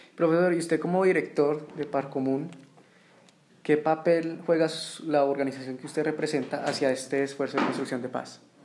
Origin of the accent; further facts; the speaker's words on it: Colombia; yo también soy colombiano